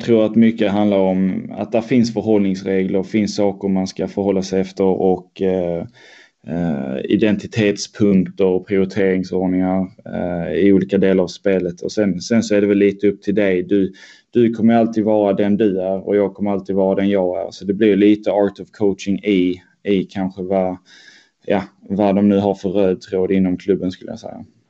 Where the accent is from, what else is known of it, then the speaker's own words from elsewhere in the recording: Helsingborg, Skåne, Sweden; moved away as an adult; now in Stockholm, Sweden; jag är uppväxt i Helsingborgsområdet, eh, strax norr om Helsingborg.